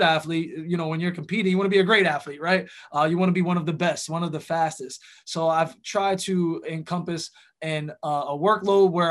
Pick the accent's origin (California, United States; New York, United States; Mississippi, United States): New York, United States; growing up in New York, you know, hip hop was a huge part of the culture